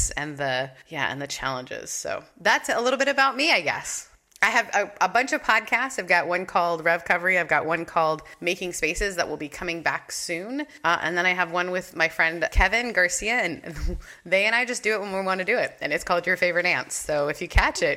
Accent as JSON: {"language": "English", "country": "Canada", "tie": "born or raised there", "also_born_or_lived": "the Southern United States", "moved": "yes", "said": "I grew up in Canada and moved to the South"}